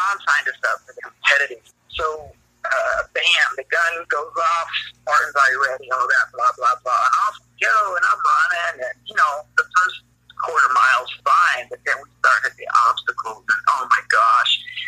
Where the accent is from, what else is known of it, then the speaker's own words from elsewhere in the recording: Southern California, United States; moved away; I'm from Southern Cal